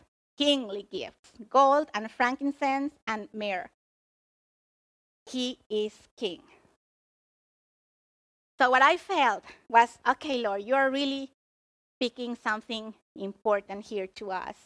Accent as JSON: {"language": "English", "country": "Mexico", "tie": "born or raised there", "moved": "yes", "lives_now": "United States", "said": "originally I was born in Mexico."}